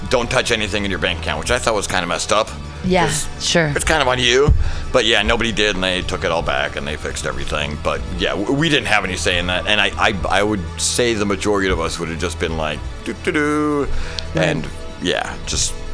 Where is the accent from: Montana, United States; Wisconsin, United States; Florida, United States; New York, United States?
New York, United States; born there; um, I was born in New York, so I feel like I've got a lot of the New York attitude still.